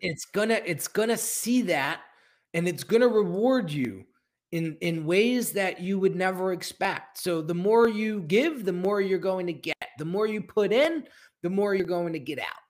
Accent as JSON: {"language": "English", "region": "New Jersey", "country": "United States", "tie": "born or raised there", "said": "I'm born and raised in New Jersey and, and lived here my whole life"}